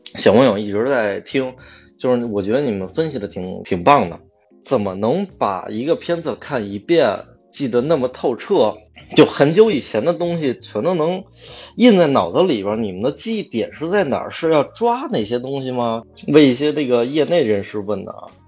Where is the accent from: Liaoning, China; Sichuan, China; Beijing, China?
Beijing, China; 我是那天准备回家，我家在望京。嗯。我是北京人啊，我是，我，我确实是北京人，然后我现在因为工作原因，我在通州这边住